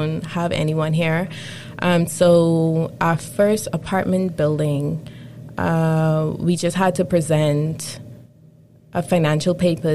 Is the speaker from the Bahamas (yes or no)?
yes; Bahamas; moved away as an adult; now in Toronto, Canada; I'm from the Bahamas, and I moved here September of 2019.